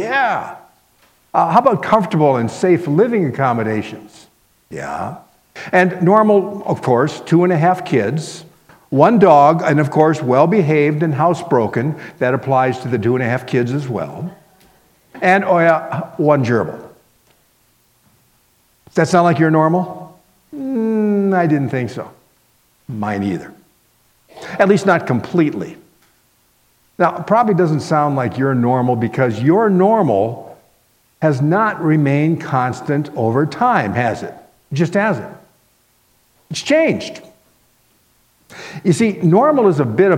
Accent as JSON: {"language": "English", "town": "Miami", "region": "Florida", "country": "United States", "tie": "born or raised there", "also_born_or_lived": "Minnesota", "moved": "as an adult", "said": "I grew up in Miami, Florida"}